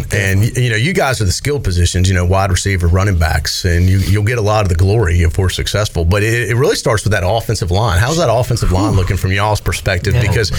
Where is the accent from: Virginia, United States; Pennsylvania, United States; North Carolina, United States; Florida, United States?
North Carolina, United States; Raleigh; because I'm from Raleigh too.